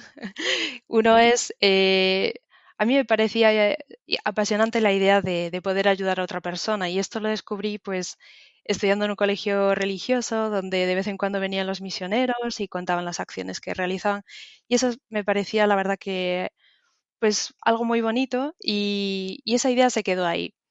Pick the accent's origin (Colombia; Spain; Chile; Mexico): Spain; Galicia; moved away as an adult; now in London, United Kingdom; Soy de, España, eh, de Galicia